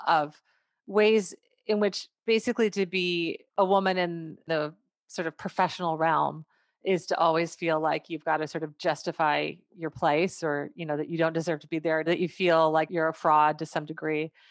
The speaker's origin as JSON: {"language": "English", "town": "McGregor", "region": "Minnesota", "country": "United States", "tie": "born or raised there", "said": "I grew up in McGregor, went to McGregor High School"}